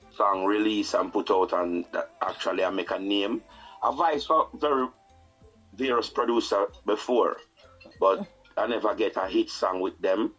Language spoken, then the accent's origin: English; Saint Elizabeth, Jamaica; moved away; also born or lived in Kingston, Jamaica; I'm from Saint Elizabeth